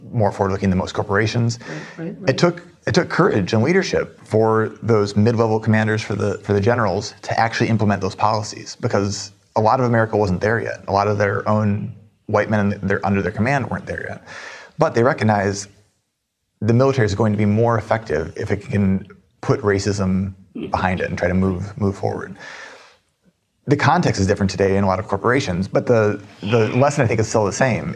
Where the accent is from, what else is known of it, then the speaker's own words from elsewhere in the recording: Minneapolis, Minnesota, United States; I'm from Minneapolis